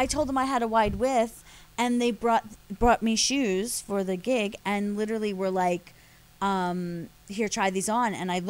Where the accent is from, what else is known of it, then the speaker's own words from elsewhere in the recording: Philadelphia, Pennsylvania, United States; moved away; I'm from Philly originally